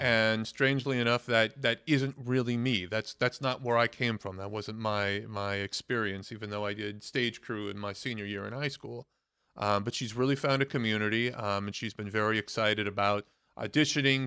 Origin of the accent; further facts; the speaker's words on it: Oakland, California, United States; moved away as an adult; now in New York, United States; back in my hometown of Oakland, California